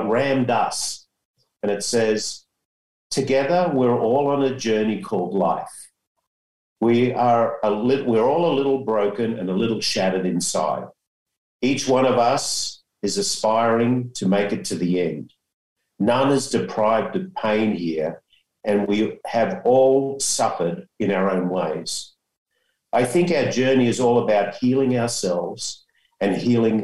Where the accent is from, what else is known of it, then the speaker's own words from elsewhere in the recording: Australia; now in San Diego, United States; me being an Aussie